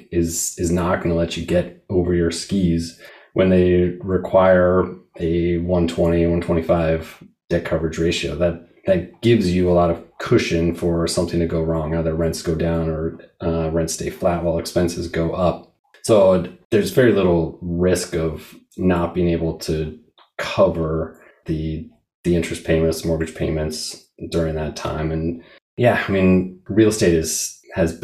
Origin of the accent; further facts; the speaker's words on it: Seattle, Washington, United States; I grew up in Seattle